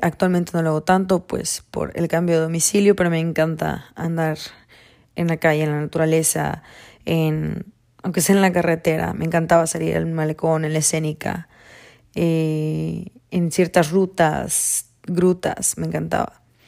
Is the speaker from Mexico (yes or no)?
yes; Campeche, Mexico; now in California, United States; nací en Campeche, México, actualmente vivo en California